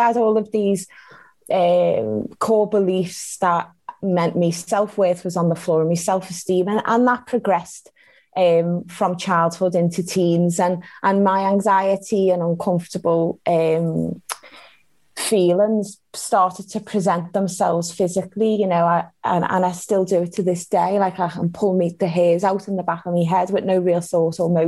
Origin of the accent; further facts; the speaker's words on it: Liverpool, North West England, United Kingdom; born and raised in Liverpool